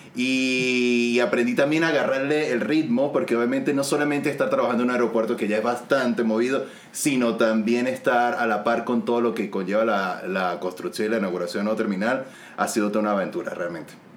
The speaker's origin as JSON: {"language": "Spanish", "town": "San Cristóbal", "region": "Táchira", "country": "Venezuela", "also_born_or_lived": "Maracaibo, Venezuela", "moved": "as an adult", "lives_now": "Santiago, Chile", "said": "Soy de los Andes, de San Cristóbal, pero viví 11 años en Maracaibo"}